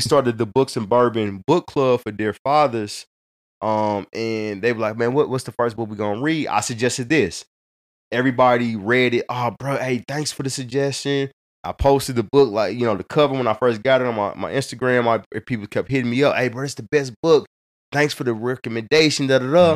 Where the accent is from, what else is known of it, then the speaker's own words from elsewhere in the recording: Hazelwood, Missouri, United States; I grew up in North County, in Hazelwood